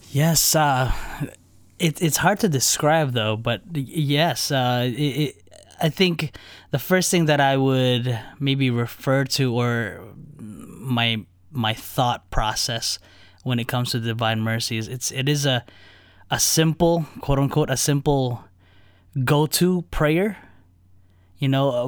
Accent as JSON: {"language": "English", "region": "New Jersey", "country": "United States", "tie": "born or raised there", "also_born_or_lived": "Chicago area", "moved": "yes", "lives_now": "Chicago, United States", "said": "I grew up in New Jersey"}